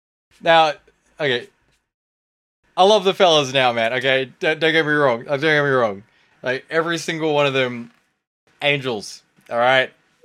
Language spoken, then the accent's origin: English; Victoria, Australia; because we were thinking, hey, we're from Victoria, right? That's the Garden State.